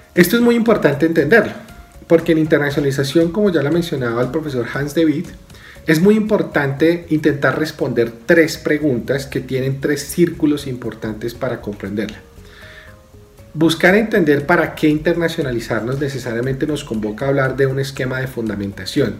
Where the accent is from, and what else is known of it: Colombia